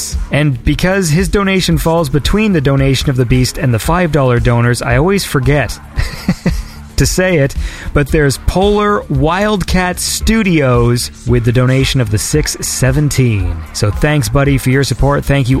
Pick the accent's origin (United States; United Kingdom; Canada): United Kingdom; England; I'm English